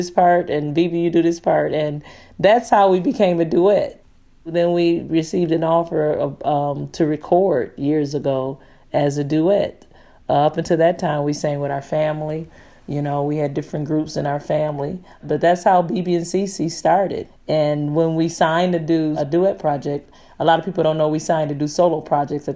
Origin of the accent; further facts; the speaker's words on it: Detroit, Michigan, United States; now in Nashville, United States; I'm originally from Detroit, Michigan. I have been in Nashville for several years now